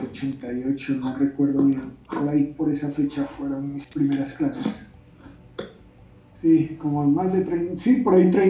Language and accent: Spanish; Colombia; born there; Yo nací en Colombia, en Colombia no había pues aikido así en páginas amarillas o algo así.